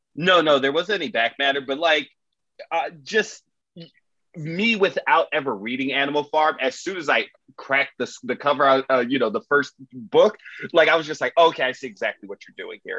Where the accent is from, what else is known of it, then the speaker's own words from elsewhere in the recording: Miami, Florida, United States; I'm from Miami.